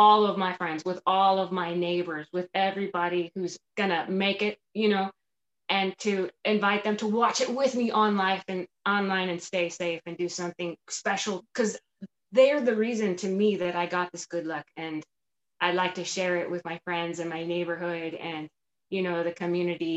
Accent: Palmdale, California, United States; moved away; where I grew up in East Palmdale

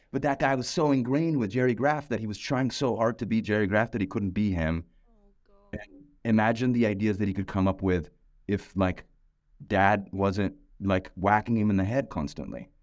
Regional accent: Pakistan; moved away; I'm a musician, I'm from Pakistan

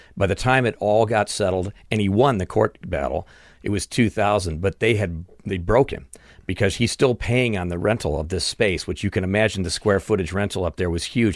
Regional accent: Chicago, Illinois, United States; moved away as an adult; also born or lived in California; now in Burbank, United States; I grew up in Chicago

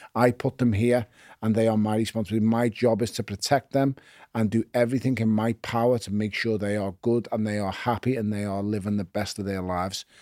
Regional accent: Liverpool, North West England, United Kingdom; also born or lived in Toxteth; I was born in Toxteth, I was raised in Wavertree

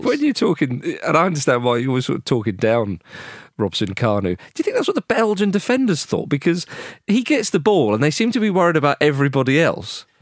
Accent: England, United Kingdom; as an Englishman

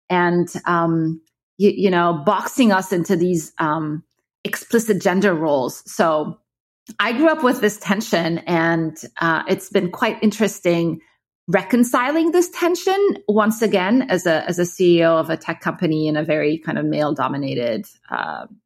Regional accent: Egypt; English is a second language; also born or lived in Kuwait / Abu Dhabi; Um, so I grew up in the Middle East. I'm originally from Egypt. Um, uh, but my parents kind of moved around. So, you know, they worked in Kuwait until the first Gulf War. And then we moved to Abu Dhabi.

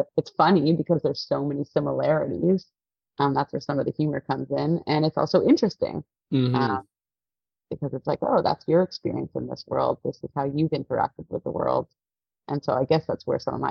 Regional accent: Toronto, Ontario, Canada; also born or lived in Halifax; I'm born and raised in Toronto. I grew up in like North York area.

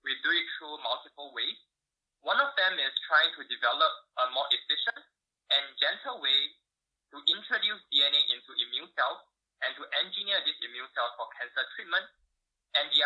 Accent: Singapore; moved away as an adult; also born or lived in United States; I was born and raised in Singapore.

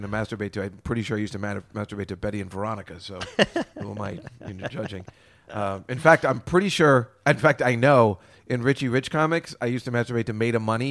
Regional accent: Perth Amboy, New Jersey, United States; I grew up in Perth Amboy, New Jersey

